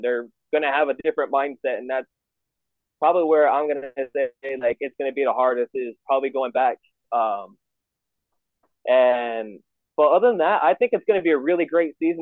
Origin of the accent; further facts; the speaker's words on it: Arizona, United States; born and raised here in Arizona